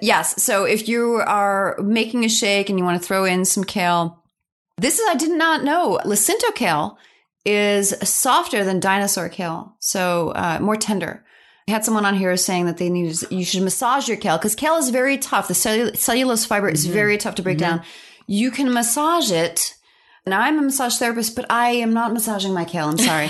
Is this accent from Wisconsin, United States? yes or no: no; New York, United States; also born or lived in Pennsylvania; I'm a New Yorker